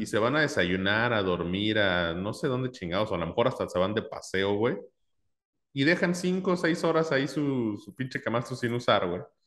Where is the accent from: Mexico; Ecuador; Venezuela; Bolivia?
Mexico; soy mexicano